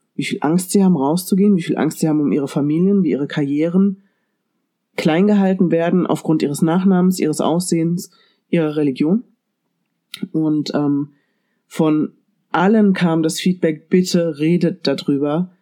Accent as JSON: {"language": "German", "country": "Germany", "said": "bei uns in Deutschland"}